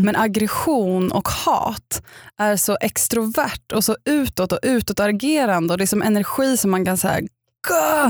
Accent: Upplands Väsby, Stockholm County, Sweden; jag kommer från Upplands Väsby

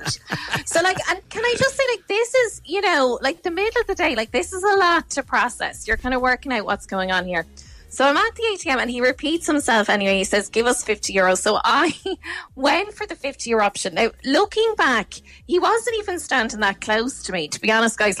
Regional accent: Ireland; I'm Irish

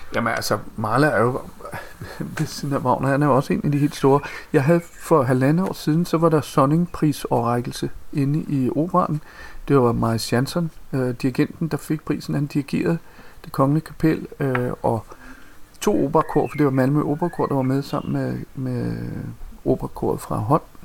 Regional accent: Copenhagen, Capital Region of Denmark, Denmark; Jeg kommer fra fra Amager, øh, et øh, ret øh, barsk kvarter, vi voksede op

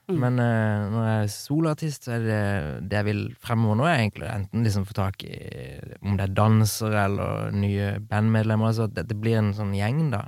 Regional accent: Kristiansand, Agder, Norway; Bodde hjemme i Kristiansand

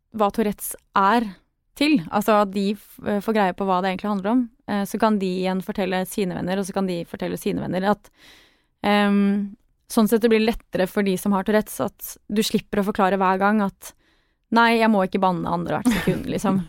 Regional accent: Sørlandet, Southern Norway, Norway; Jeg vokste opp på Sørlandet og sang i kor

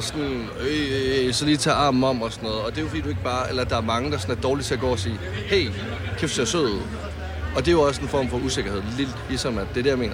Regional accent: Varde, Southern Denmark, Denmark; hjemme, der hvor jeg kommer fra i Varde

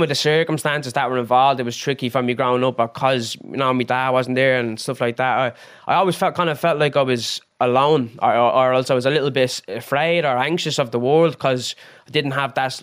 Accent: Dublin, Leinster, Ireland; I'm from Finglas, Finglas South.

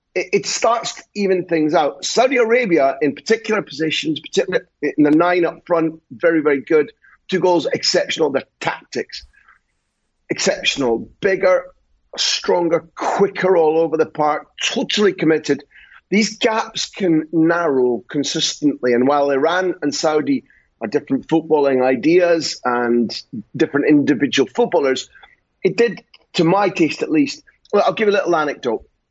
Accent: Scotland, United Kingdom; I'm Scottish

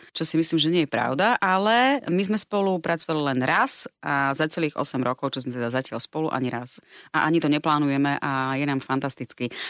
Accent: Rožňava, Košice Region, Slovakia; ja pochádzam z Rožňavy, čo je vlastne gemer

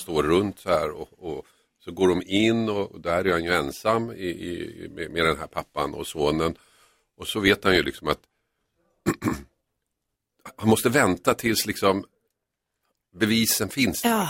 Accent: Finland; jag är ju från Finland

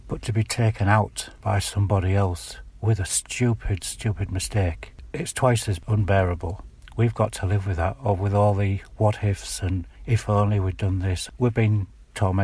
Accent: Hull, Yorkshire and the Humber, United Kingdom; I'm from Cave Street in Hull

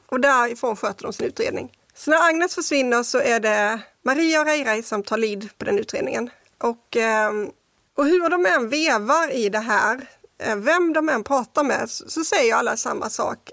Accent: Kristianstad, Skåne, Sweden; Jag är uppvuxen i Kristianstad

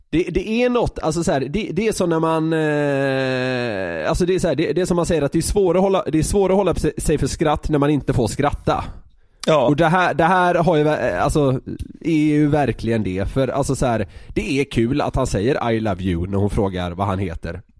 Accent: Södermanland, Sweden; Ja, det är för att jag är sörmlänning.

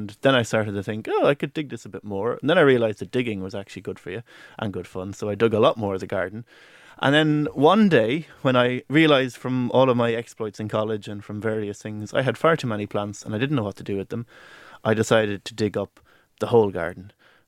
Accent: Leinster, Ireland; the garden that I garden predominantly is the one that I grew up in Carlow, in my parents' house. And it's a country house, a country garden

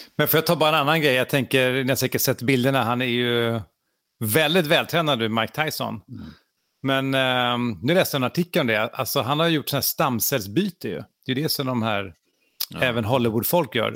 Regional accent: Sweden; vi svenskar

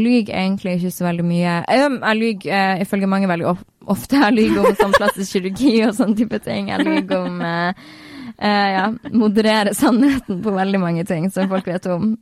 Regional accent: Northern Norway, Norway; now in Oslo, Norway; Jeg er veldig nordlending, jeg er veldig der jeg er fra.

